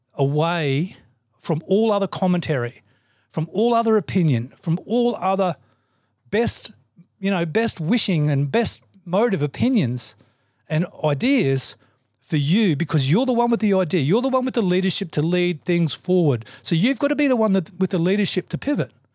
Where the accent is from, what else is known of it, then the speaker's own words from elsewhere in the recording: Australia; I'm an Australian